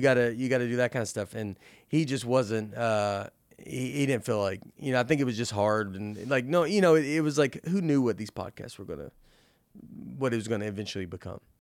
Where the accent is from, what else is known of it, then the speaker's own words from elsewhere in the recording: the South, United States; I'm from the South